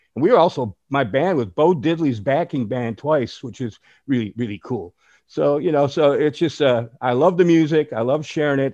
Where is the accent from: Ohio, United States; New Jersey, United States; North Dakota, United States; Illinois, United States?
Illinois, United States; Chicago; I'm originally from Chicago. Uh, I just turned 70 years old the other day. So I grew up in Chicago